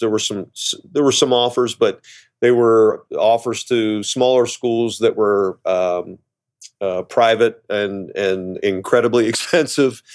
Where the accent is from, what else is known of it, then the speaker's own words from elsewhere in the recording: Cincinnati, Ohio, United States; growing up in Cincinnati, I grew up in the s, eh, you know, went to school in the seventies